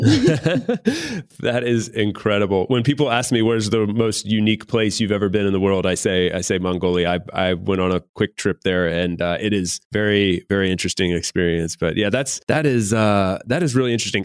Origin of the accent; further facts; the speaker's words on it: United States; moved away; I grew up in the U.S.